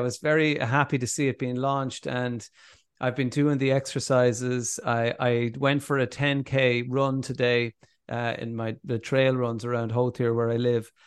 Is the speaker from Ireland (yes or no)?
yes; Ireland; as Irish people